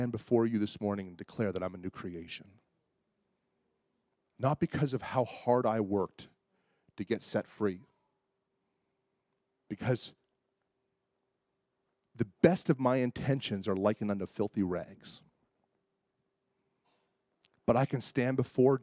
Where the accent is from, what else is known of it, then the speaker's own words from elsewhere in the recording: Toronto, Ontario, Canada; I grew up in Toronto